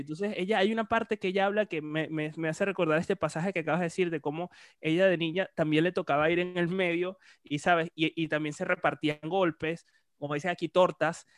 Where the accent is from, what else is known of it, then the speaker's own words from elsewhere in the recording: Puerto La Cruz, Anzoátegui, Venezuela; yo soy de Puerto la Cruz